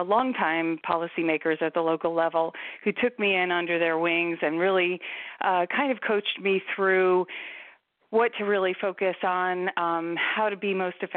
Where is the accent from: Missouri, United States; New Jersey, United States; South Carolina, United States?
New Jersey, United States; Sparta; moved away as an adult; now in Maryland, United States; I grew up in Sparta, New Jersey, northwestern part of the state of New Jersey, until I went away to college and came down here, and I've been here since